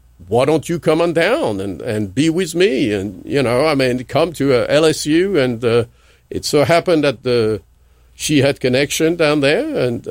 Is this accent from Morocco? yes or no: yes; Morocco; moved away; we grew up in Morocco.